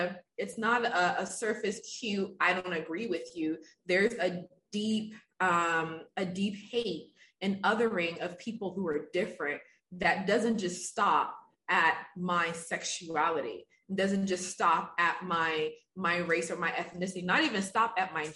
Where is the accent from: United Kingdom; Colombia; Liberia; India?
Liberia; moved away; I'm originally from Africa. I'm from Liberia, West Africa